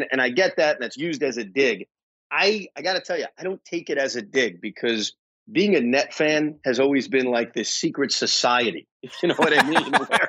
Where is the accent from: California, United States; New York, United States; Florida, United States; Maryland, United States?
New York, United States; New York City; I love Brooklyn. I was born in Brooklyn.